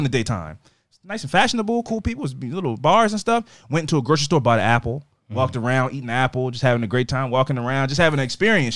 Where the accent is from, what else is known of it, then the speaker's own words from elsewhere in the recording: United States; I'm American